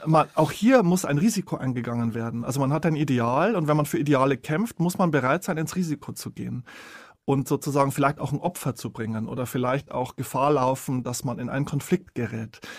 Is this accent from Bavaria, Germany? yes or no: yes; Bavarian Forest, Germany; ich komme aus dem Bayerischen Wald